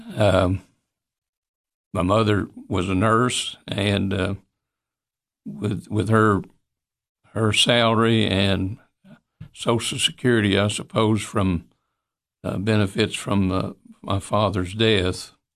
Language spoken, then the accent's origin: English; Monterey, Tennessee, United States; I appreciate my, my bringing up in Monterey. I al-, always loved Monterey.